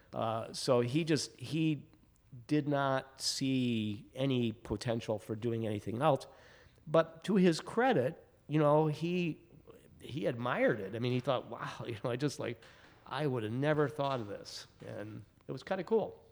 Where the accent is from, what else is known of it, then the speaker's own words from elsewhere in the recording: Michigan, United States; now in Chicago, United States; I'm from Michigan, so I was kind of, you know, uh, very proud of my local beer.